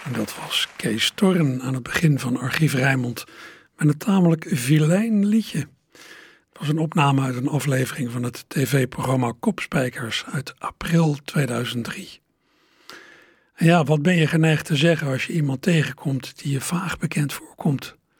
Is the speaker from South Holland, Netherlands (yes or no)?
yes; Berkel en Rodenrijs, South Holland, Netherlands; moved away; also born or lived in Schiebroek, Rotterdam; ik zei dat ik vroeger in Berkel aan Roderijs heb gewoond